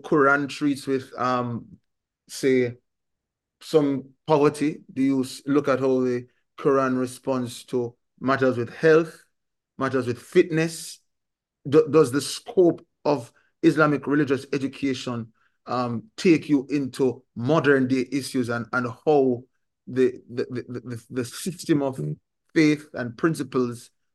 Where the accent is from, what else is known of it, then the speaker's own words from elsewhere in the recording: Jamaica; a Jamaican growing up in a country that is, the majority of us are Christian.